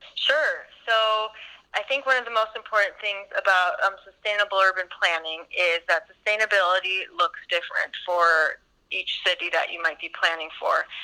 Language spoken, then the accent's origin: English; United States; moved away as an adult; now in Stockholm, Sweden; I am an American